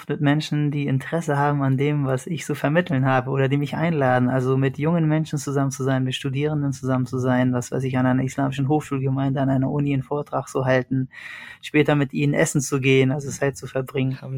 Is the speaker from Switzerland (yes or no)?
no; Iskenderun, Hatay, Turkey; born there; Das wäre Iskenderun, da wo ich geboren bin.